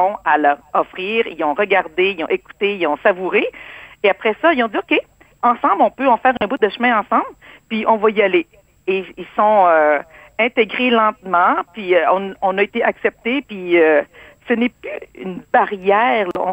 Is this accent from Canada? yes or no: yes; Quebec City, Quebec, Canada; also born or lived in Cambodia; Moi, je suis née au Cambodge. C'était le génocide. On a fui un pays et le Québec nous a accueillis.